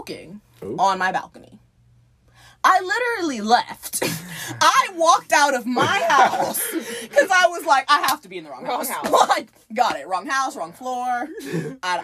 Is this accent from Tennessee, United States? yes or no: no; Miami, Florida, United States; I'm from Miami-Dade